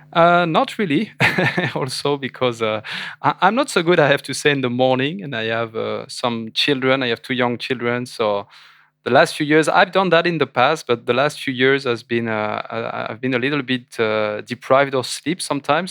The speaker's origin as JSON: {"language": "English", "country": "France", "said": "I was French"}